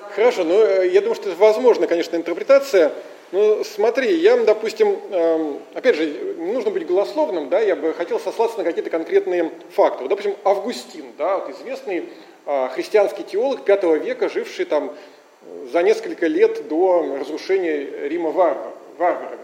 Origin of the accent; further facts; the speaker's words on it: Russia; мы, конечно, из России